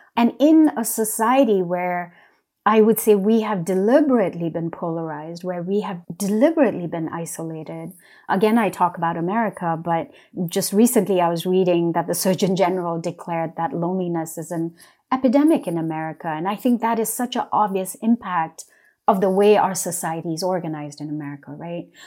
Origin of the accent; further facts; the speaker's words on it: West Sikkim, India; now in United States; For part of my childhood, I was raised in West Sikkim